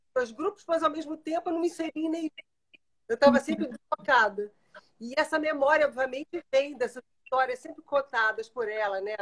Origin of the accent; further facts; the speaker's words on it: Brazil; como eu sou brasileira